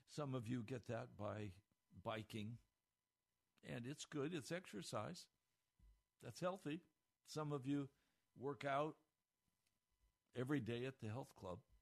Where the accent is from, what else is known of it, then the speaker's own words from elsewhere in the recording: United States; We, as American Christians, and I include myself here